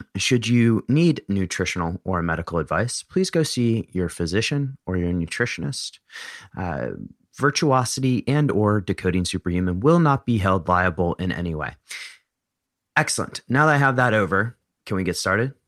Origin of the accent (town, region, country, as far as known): United States; born or raised there